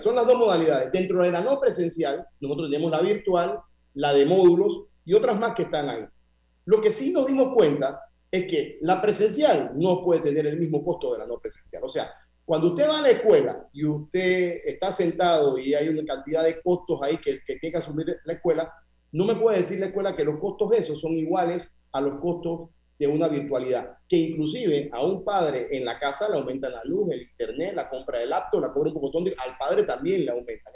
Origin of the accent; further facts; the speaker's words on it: Panama; nosotros como panameños